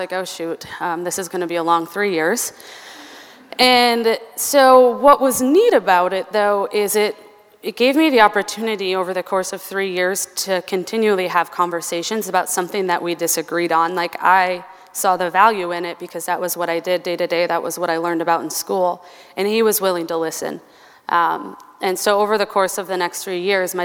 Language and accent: English; Albert Lea, Minnesota, United States; I grew up in a small town, Albert Lea, Minnesota, which is about an hour and a half south of here